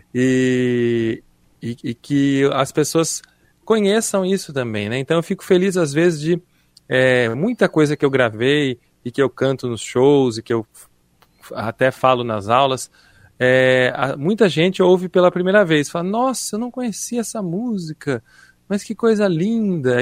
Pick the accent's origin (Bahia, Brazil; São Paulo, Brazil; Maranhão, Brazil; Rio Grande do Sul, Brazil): São Paulo, Brazil; Piracicaba; moved away as an adult; Eu sou piracicabano, nasci em Piracicaba